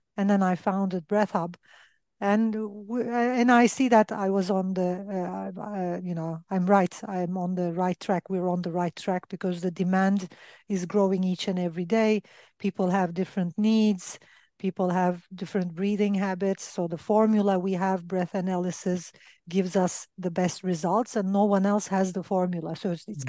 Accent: Turkey; I'm from Turkey

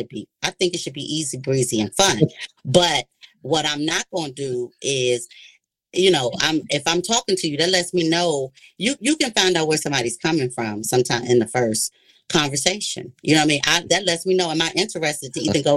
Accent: Washington, District of Columbia, United States; I'm from the Washington, D.C. area

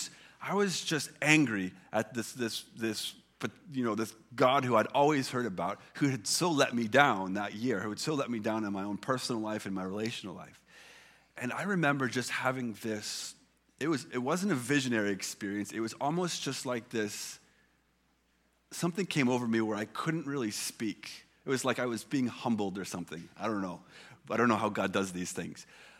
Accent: Illinois, United States; I grew up in Illinois.

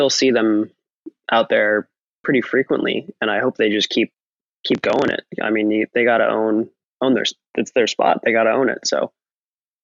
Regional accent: Kauai, Hawaii, United States; born or raised there; moved away as an adult; also born or lived in California

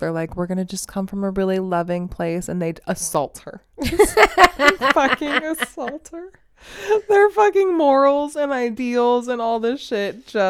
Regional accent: Las Vegas, Nevada, United States; And when I was growing up, I grew up in Vegas, blah, blah, blah, blah, blah.

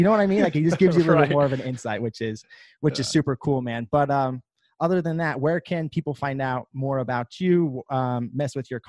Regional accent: Kentucky, United States; I'm from Kentucky.

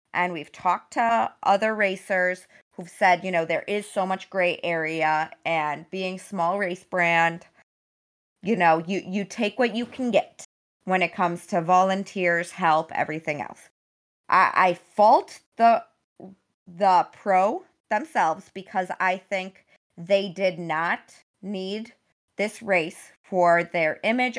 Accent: Wisconsin, United States; also born or lived in Michigan; Wisconsin. I grew up there

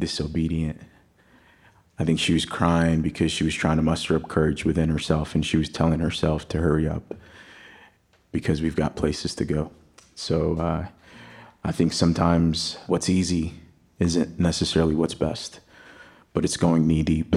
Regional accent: Texas, United States; also born or lived in Athens, Greece; I was born in Athens, Greece, and they thought the best thing to do for a young black kid living his best life in one of the most beautiful countries in the world was to move to Texas

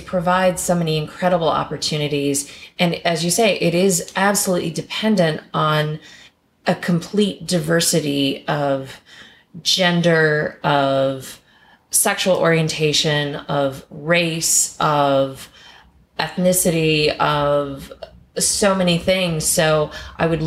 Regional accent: Kentucky, United States; I grew up in Kentucky.

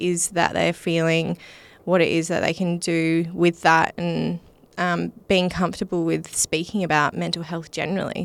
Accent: Mukinbudin, Western Australia, Australia; I grew up in Muck and Booden

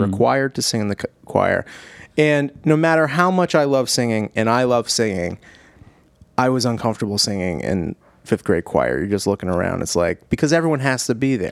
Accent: Cranston, Rhode Island, United States; I'm from Cranston

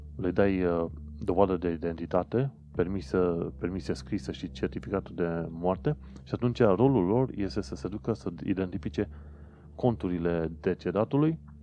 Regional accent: Romania; now in London, United Kingdom

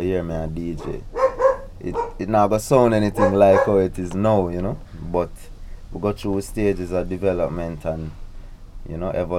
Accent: Kingston, Jamaica; also born or lived in Portmore, Jamaica; I was born in Kingston, Jamaica. You know, used to live in Garvey Mead, Portmore, till I was about three.

